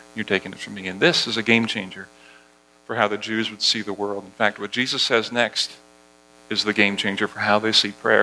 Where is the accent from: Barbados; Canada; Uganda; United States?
Barbados; moved away; As I was a kid growing up in Barbados, at, at our school, at Harrison College